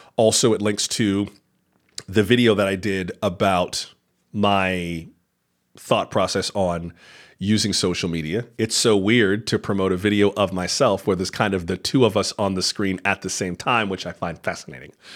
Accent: Florida, United States; I am from Florida, born and raised

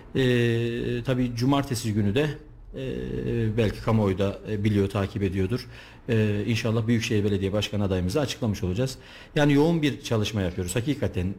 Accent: Kayseri Province, Turkey; also born or lived in Istanbul; bin dokuz yüz seksen yedi Kayseri doğumluyum

